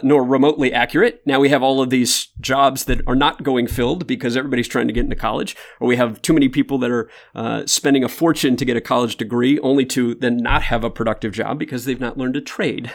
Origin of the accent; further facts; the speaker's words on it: Michigan, United States; now in Austin, United States; I grew up in Michigan